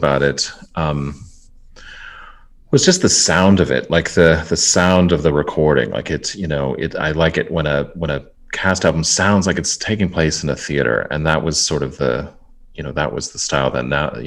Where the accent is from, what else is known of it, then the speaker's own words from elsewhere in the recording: Tucson, Arizona, United States; I grew up in Tucson